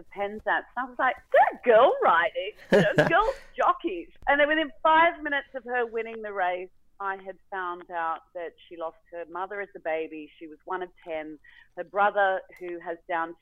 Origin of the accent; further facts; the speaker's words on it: Australia; I'd brought my family back to Australia